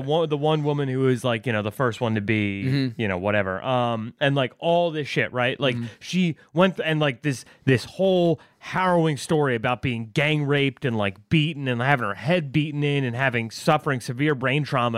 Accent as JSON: {"language": "English", "area": "Westchester", "region": "New York", "country": "United States", "said": "I'm from Westchester"}